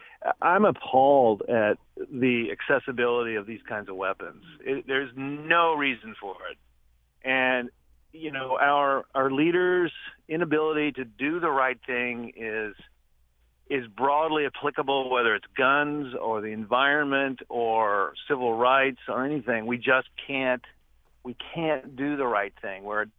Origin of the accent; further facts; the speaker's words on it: Midwest, United States; So I'm 59 years old. I grew up in the Midwest. I grew up as a hunter.